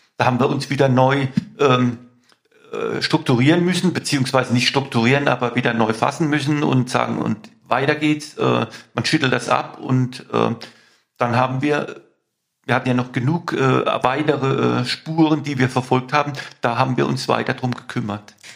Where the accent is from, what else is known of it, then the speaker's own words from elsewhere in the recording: Mannheim, Baden-Württemberg, Germany; In Mannheim, meine Heimatstadt, und ich bin im, in C aufgewachsen, in, in C-Quadraten aufgewachsen